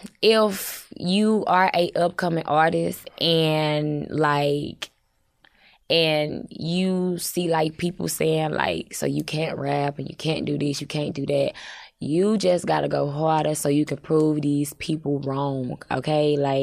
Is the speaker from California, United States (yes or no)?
no; St. Louis, Missouri, United States; I'm from the Lou.